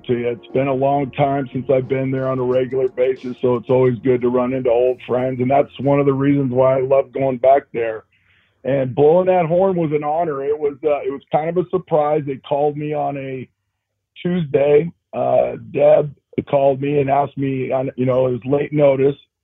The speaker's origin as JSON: {"language": "English", "region": "California", "country": "United States", "also_born_or_lived": "Washington", "moved": "as an adult", "said": "I'm from California and I'm at Washington State"}